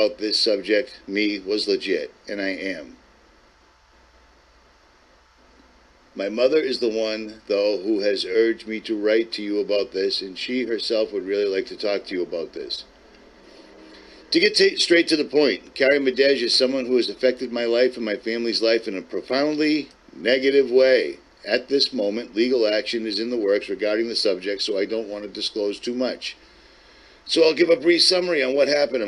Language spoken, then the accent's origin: English; Lynn, Massachusetts, United States; I'm from Boston, Massachusetts. I'm from Lynn, Massachusetts specifically